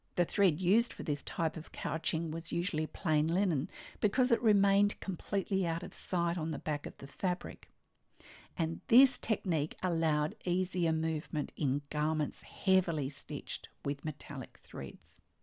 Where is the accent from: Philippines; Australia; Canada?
Australia; I'm an Australian textile artist